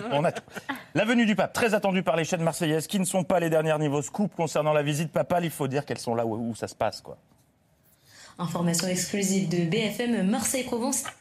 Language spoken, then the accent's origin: French; Belgium; Je suis belge et en Belgique, le rugby, ce n'est